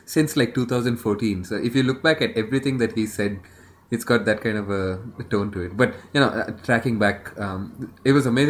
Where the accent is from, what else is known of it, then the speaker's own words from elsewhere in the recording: Bangalore, Karnataka, India; I have family from like all four South Indian states, but I grew up in Bangalore.